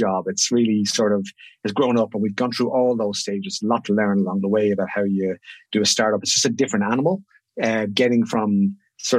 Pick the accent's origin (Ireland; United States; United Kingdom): Ireland; moved away as an adult; now in Sydney, Australia